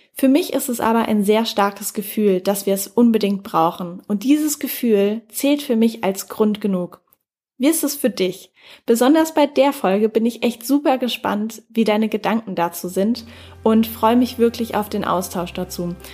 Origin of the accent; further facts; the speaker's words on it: Germany; hier bei uns in Deutschland